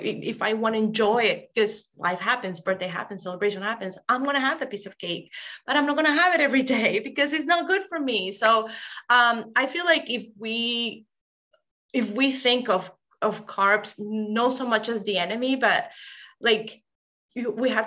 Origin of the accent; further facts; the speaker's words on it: Venezuela; moved away as an adult; now in Rhode Island, United States; I'm from Venezuela. We eat rice, beans, arepas, like that's in our daily life.